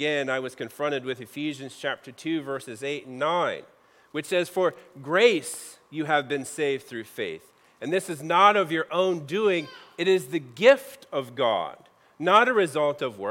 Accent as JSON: {"language": "English", "region": "Midwest", "country": "United States", "tie": "born or raised there", "moved": "as an adult", "said": "I grew up in the Midwest"}